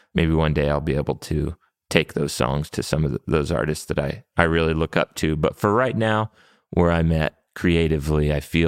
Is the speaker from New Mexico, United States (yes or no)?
yes; New Mexico, United States; And, you know, growing up in New Mexico, there's a lot of bilingual people that we grew up around and working with.